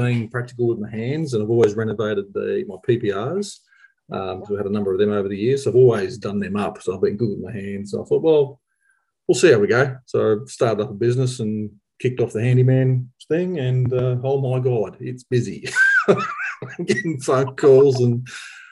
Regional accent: Victoria, Australia; moved away as an adult; also born or lived in Charters Towers / Townsville; I was born and raised in Victoria and studied in Bendigo

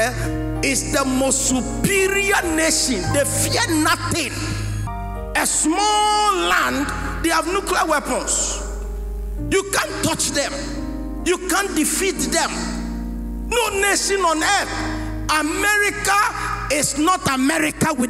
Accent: Ghana; also born or lived in United States; I'm a Ghanaian and an American as well. I hold double passport

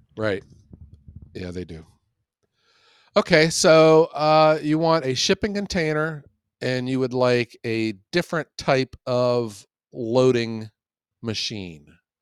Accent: Ohio, United States; I am from Ohio

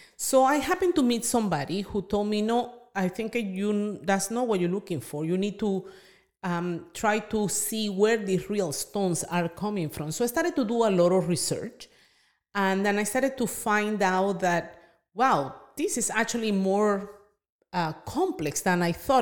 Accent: Venezuela; moved away; I'm from Venezuela

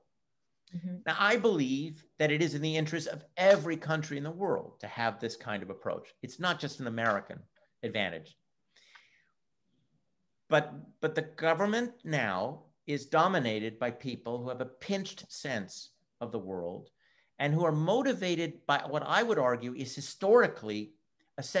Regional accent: Montreal, Quebec, Canada; first language English; now in United States; Well, I was born in Canada, and I'm from the province of Quebec, from Montreal. I do speak French, but my mother tongue is English.

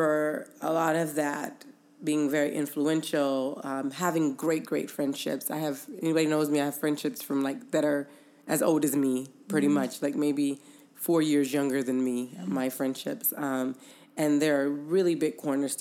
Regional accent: Inglewood, California, United States; I was born in Inglewood

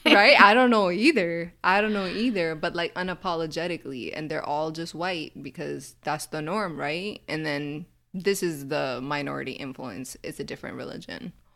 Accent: United States; here growing up in America

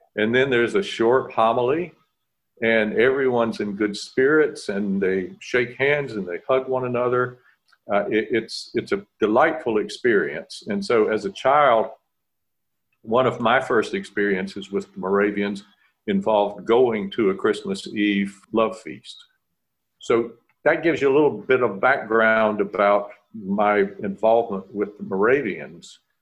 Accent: Winston-Salem, North Carolina, United States; I grew up outside of Winston-Salem.

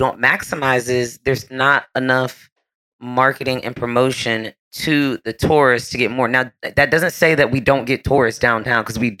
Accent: Philadelphia, Pennsylvania, United States; also born or lived in Miami / Pittsburgh; now in Orlando, United States; Well, I'm originally from Philadelphia, but I moved here from Miami, and I was in Miami for 7 years. And before that, I was in Pittsburgh, and then I'm from Philly.

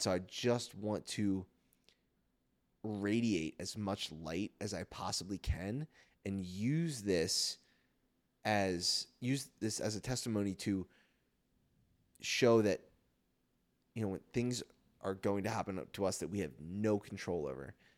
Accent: Philadelphia, Pennsylvania, United States; I'm from Philly

